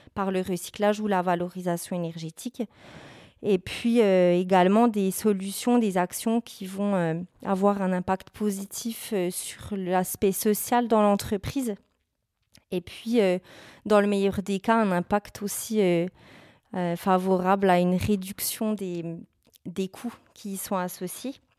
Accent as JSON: {"language": "French", "region": "Bourgogne-Franche-Comté", "country": "France", "moved": "yes", "said": "je suis originaire de la région Bourgogne-Franche-Comté"}